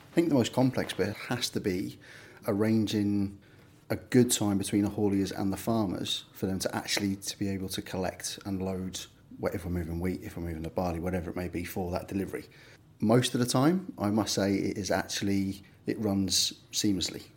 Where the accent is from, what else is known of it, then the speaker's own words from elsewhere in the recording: Liverpool, North West England, United Kingdom; moved away as an adult; also born or lived in London / Greece; now in Norfolk, United Kingdom; I was born and bred Liverpool so I was about 18, and then moved down to London when I was 18, 19 for a job